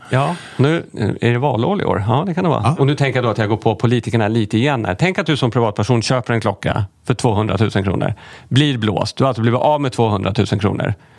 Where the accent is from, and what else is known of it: Sweden